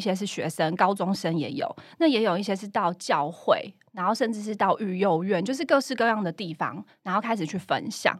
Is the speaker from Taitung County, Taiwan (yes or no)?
no; Chiayi, Taiwan; 因为我是嘉义人哦